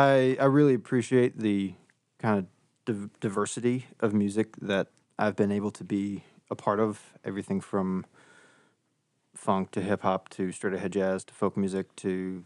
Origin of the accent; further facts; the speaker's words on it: Kenosha, Wisconsin, United States; now in Chicago, United States; I'm originally from Kenosha, Wisconsin, but I've been in Chicago for a decade.